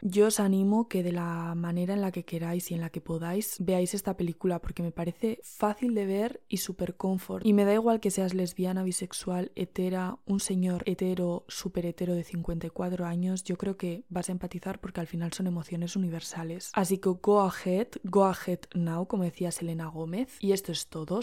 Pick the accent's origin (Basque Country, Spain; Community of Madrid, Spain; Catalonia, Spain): Basque Country, Spain; accent: Basque; me salen unas R's como mazo vascas